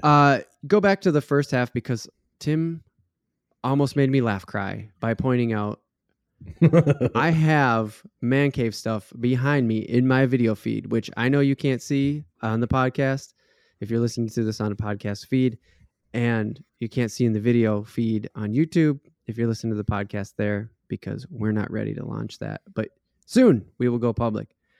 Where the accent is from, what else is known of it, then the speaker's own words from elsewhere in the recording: Minnesota, United States; we're not from Florida, we're from Minnesota